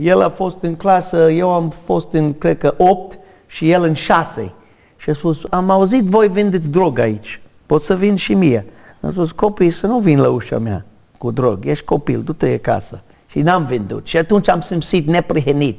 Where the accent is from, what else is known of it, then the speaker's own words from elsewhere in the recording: United States; Romanian is a second language; moved away as an adult; now in Romania; m-am născut în America în o familie mare de irlandez